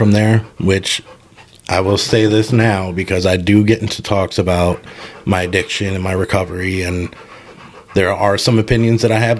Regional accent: Scranton, Pennsylvania, United States; So, born and raised in Scranton.

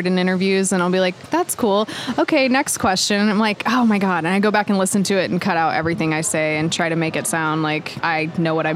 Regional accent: Hutchinson, Kansas, United States; moved away as an adult; also born or lived in Los Angeles; I grew up in Hutchinson, Kansas.

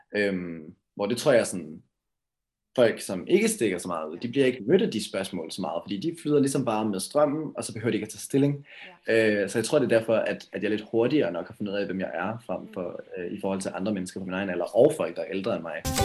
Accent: Karlslunde, Zealand, Denmark; now in Valby, Denmark; Jeg er vokset op i Karlslunde, øh, en by sådan lidt syd for København, øh, men lige nu bor jeg i Valby.

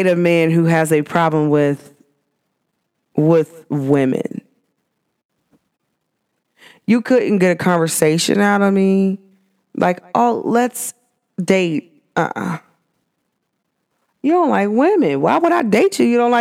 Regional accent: United States; culture to me is American

